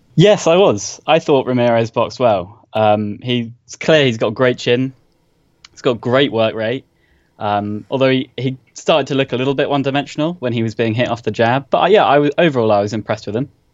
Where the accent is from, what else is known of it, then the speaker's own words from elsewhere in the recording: London, United Kingdom; accent: posh; now in Southampton, United Kingdom; originally from London